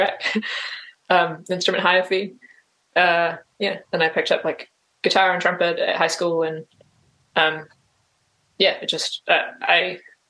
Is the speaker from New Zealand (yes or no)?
yes; Auckland, New Zealand; also born or lived in Jakarta, Indonesia / Australia; I basically grew up in Auckland, in New Zealand